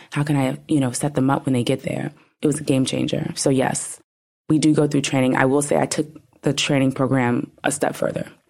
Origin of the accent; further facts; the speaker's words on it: New York, United States; I'm from New York